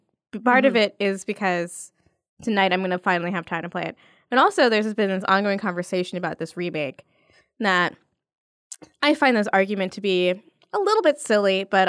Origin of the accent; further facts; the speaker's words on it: New York, United States; I've just understood the catch-22 of being a New Yorker on the street.